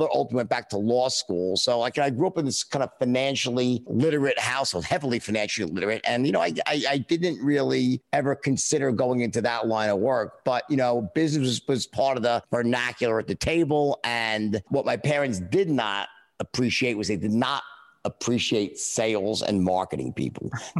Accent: New York City, New York, United States; I grew up in a middle class, lower middle class family in Queens

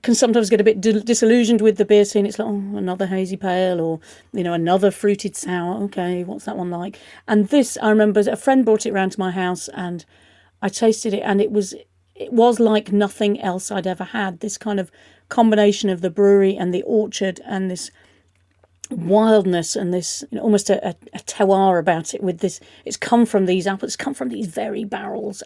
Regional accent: United Kingdom; we can rightly be proud of as British people

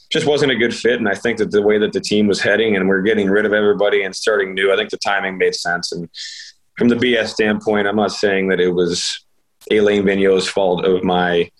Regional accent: Ohio, United States; also born or lived in Tampa, Florida; now in Pittsburgh, United States; I'm from Ohio or Pittsburgh, Pennsylvania

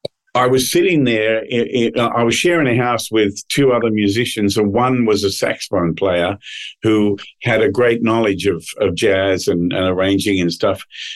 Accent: Australia; moved away as an adult; now in Nashville, United States; we recorded that album when I was still living in Australia. And I came over to Nashville from Australia

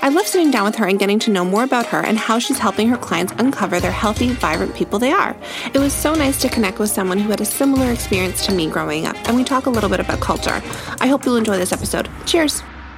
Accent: Toronto, Ontario, Canada; when we were kids growing up, it was so rare to be Torontonian, like born and raised in Toronto, which is its own little culture

